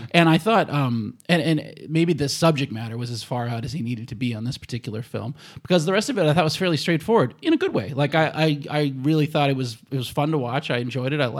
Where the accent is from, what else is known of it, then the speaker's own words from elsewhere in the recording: United States; Oh, I'm from the States.